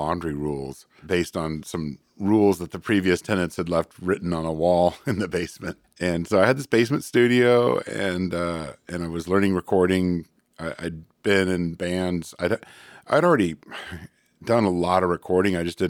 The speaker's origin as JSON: {"language": "English", "region": "California", "country": "United States", "also_born_or_lived": "Chico", "moved": "as an adult", "lives_now": "Portland, United States", "said": "Northern California, actually."}